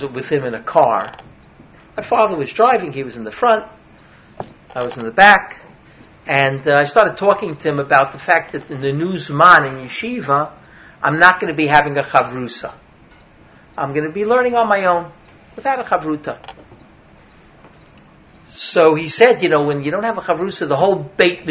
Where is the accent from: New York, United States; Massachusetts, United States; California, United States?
New York, United States; New York City; accent: Brooklyn; I come from New York. I'm a New Yorker. I don't have to tell you that. It's just the accent, right? From Brooklyn, actually